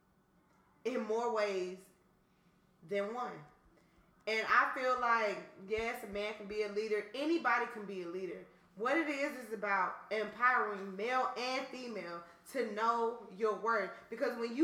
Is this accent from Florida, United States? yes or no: no; Atlanta, Georgia, United States; I'm from Atlanta